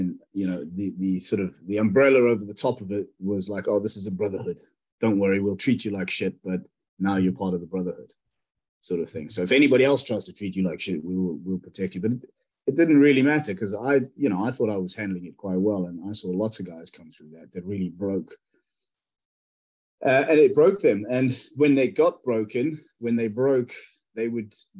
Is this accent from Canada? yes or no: no; South Africa; now in United Kingdom; growing up in South Africa